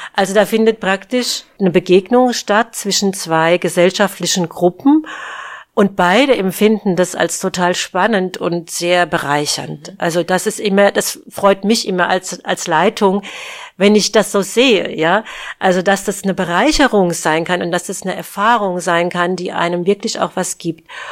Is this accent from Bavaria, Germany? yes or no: yes; Aschaffenburg, Bavaria, Germany; moved away; ich bin ja in Aschaffenburg geboren und ja, und bin dann hier auch wieder zurückgekehrt